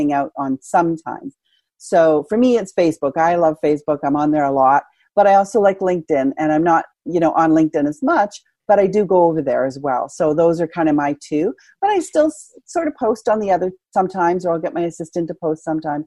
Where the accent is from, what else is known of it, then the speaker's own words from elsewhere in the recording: Canada; I'm Canadian